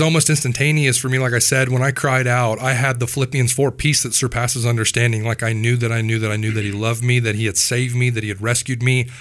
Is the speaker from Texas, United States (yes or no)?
no; Wichita, Kansas, United States; I grew up here in Wichita, Kansas